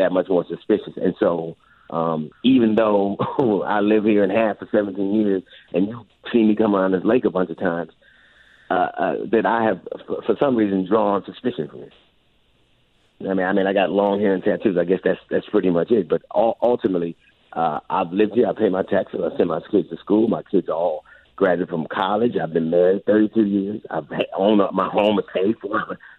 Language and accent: English; Los Angeles, California, United States; I grew up in Los Angeles